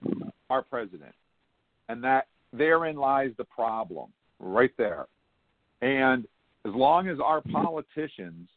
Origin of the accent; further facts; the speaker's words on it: United States; as an American.